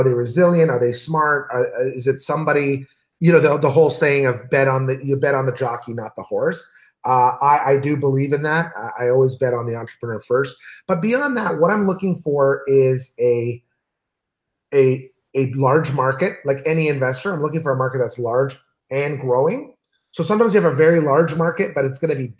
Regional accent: Canada; also born or lived in Los Angeles / Ottawa; I'm Canadian, I live in Los Angeles and I live in Ottawa

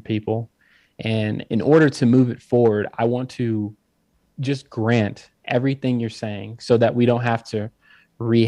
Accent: Mississippi, United States; moved away; also born or lived in California; I was actually born in the South, Mississippi

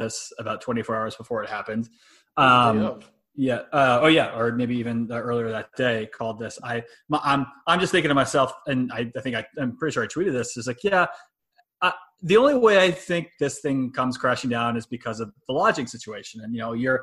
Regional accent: United States; maybe we as American citizens

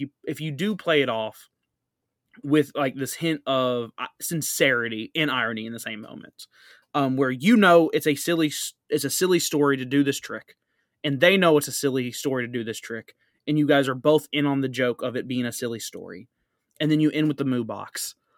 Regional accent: United States; I'm from America

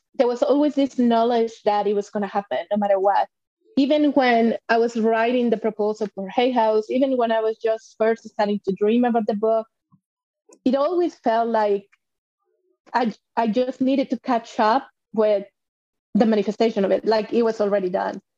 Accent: Mexico; moved away as an adult; I was born and raised in Mexico.

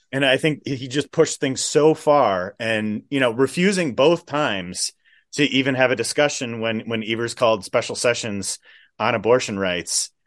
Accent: Waukesha County, Wisconsin, United States; I grew up in Waukesha County

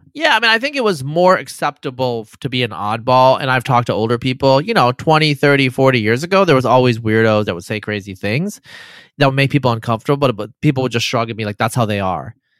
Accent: Eastern Oregon, United States; grew up in Eastern Oregon as a brown-skinned person

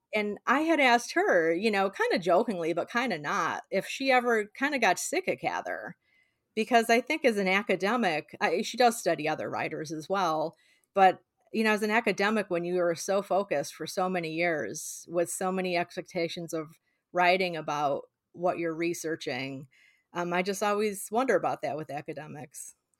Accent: Illinois, United States; I grew up in Illinois, but spend a lotta time in Nebraska visiting family and friends

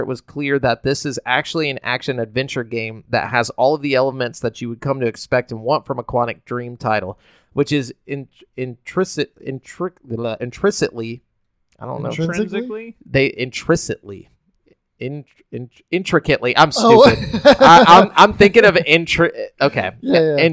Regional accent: Huntsville, Alabama, United States; I'm from Huntsville

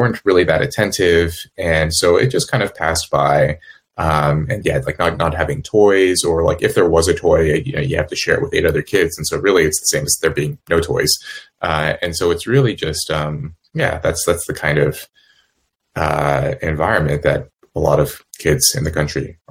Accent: California, United States; moved away as an adult; also born or lived in Los Angeles / Cambridge / Yale; where I grew up in California

